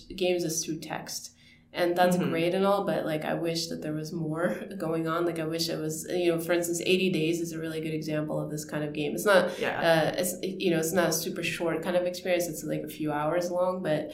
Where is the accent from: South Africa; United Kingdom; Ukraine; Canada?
Ukraine; moved away; I grew up in Ukraine.